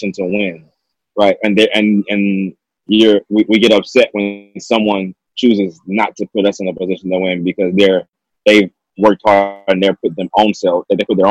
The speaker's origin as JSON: {"language": "English", "country": "United States", "tie": "born or raised there", "also_born_or_lived": "Southeast Texas / Southeast Louisiana", "said": "Born and raised in Southeast Texas, Southeast Louisiana"}